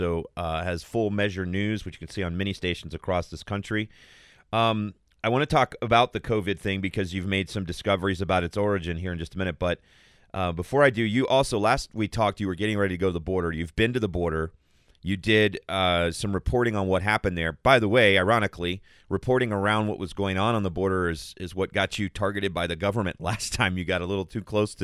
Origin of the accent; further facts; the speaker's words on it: Tohono O'odham Nation, Arizona, United States; moved away; I grew up 20 miles from the border, and I grew up right on the Donald Otham Nation